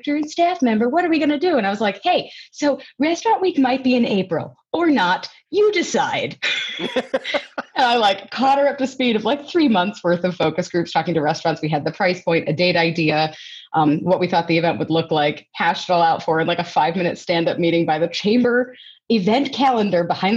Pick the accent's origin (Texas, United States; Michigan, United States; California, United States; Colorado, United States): Colorado, United States; Longmont; I was actually born and raised in Longmont